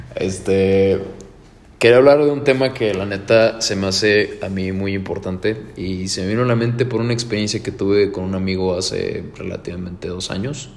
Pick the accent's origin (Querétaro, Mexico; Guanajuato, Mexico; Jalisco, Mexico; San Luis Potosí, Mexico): Querétaro, Mexico; Soy Querétaro